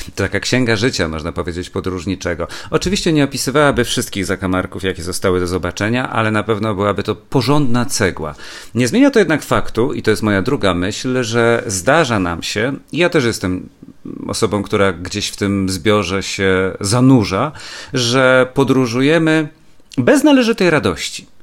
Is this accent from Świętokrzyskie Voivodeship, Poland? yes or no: yes; Kielce, Świętokrzyskie Voivodeship, Poland; moved away as an adult; now in Warsaw, Poland; Muzeum Historii Kielc, czyli mojego rodzinnego miasta, w którym mieszkałem do matury